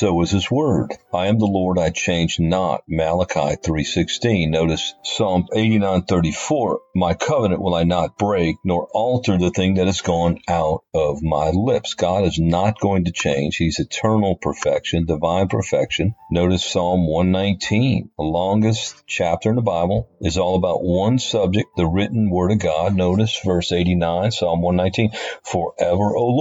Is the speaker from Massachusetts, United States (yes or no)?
no; New Orleans, Louisiana, United States; I was born and raised in Louisiana, New Orleans